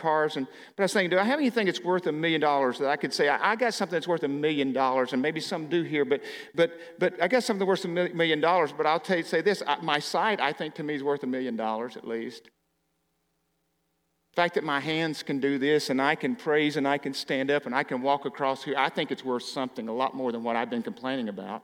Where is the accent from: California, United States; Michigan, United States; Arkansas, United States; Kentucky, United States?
Arkansas, United States; moved away; I grew up in Arkansas